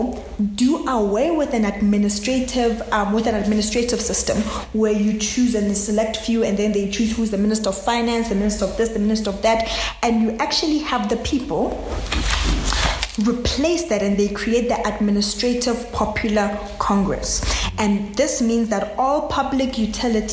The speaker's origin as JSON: {"language": "English", "country": "South Africa", "said": "I'm a South African."}